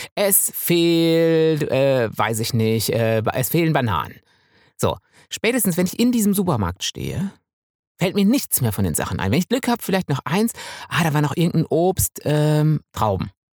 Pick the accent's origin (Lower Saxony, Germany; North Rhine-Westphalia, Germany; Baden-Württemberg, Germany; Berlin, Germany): North Rhine-Westphalia, Germany; Münsterland; now in Bavaria, Germany; ich komme ja aus dem Münsterland